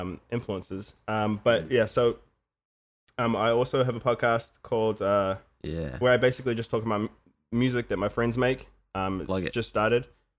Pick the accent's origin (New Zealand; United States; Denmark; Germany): New Zealand; I come from New Zealand, man